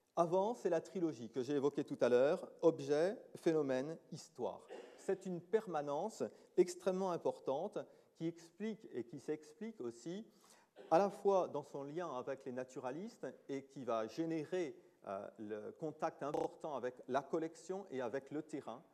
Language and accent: French; France; chez nous en France